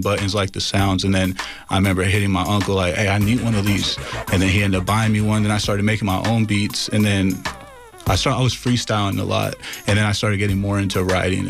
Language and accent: English; San Jose, California, United States; I come from San Jose, California